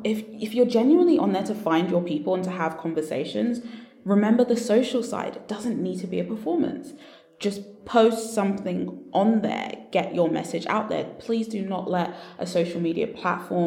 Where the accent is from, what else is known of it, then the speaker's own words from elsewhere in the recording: London, United Kingdom; You've guessed the accent right. Yes, I am from London.